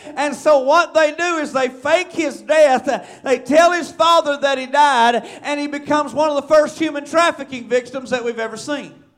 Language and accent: English; Marshall, Arkansas, United States; I'm from Searcy County, Arkansas, and Marshall